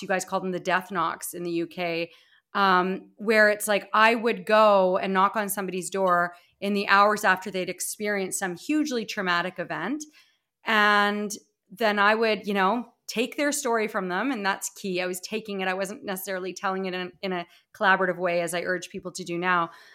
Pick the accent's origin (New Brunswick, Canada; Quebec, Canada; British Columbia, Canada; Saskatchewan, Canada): Saskatchewan, Canada; Regina; moved away as an adult; also born or lived in Calgary, Alberta / Toronto, Ontario; my hometown of Regina, Saskatchewan, where I am now